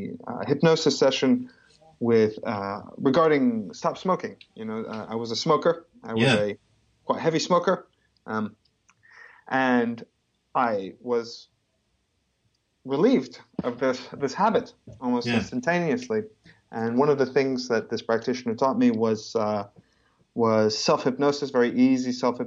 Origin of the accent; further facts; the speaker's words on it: Papua New Guinea; I was born and raised in New Guinea. And then I moved around quite a lot. I lived in nine countries because of my parents' job